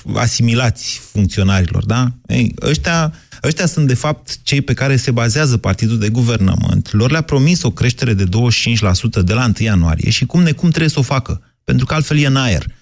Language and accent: Romanian; Drobeta-Turnu Severin, Mehedinți County, Romania; eu sunt de la Severin